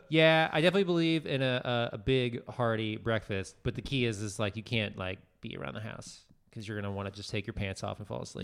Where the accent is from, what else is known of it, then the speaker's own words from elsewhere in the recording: Pittsburgh, Pennsylvania, United States; moved away; also born or lived in Austin, Texas; growing up in Pennsylvania, or even really in Texas